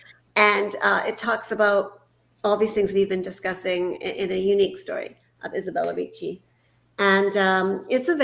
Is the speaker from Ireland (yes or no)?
no; Canada; I was born in Canada